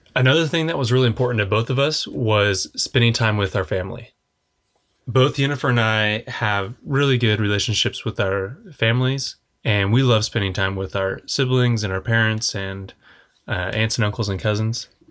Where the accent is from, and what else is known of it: Oklahoma, United States